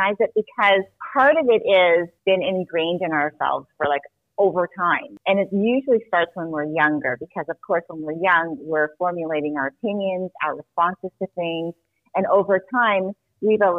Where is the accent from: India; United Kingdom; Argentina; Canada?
Canada; Toronto, Ontario; moved away as an adult; also born or lived in New Jersey, United States; So I was born in New Jersey, but I was raised in Canada. So pretty much I grew up in Toronto, Canada.